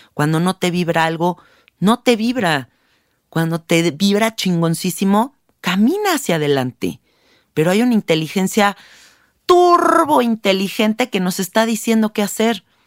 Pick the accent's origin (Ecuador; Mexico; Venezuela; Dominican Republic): Mexico; aquí en México? Porque yo soy mexicana, ¿no? Y hablo por donde yo vivo